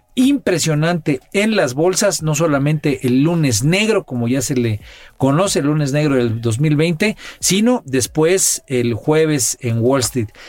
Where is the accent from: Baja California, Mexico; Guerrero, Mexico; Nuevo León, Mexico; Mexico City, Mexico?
Guerrero, Mexico; Tecpan de Galeana; En mi pueblo, ahí en Tecpan de Galeana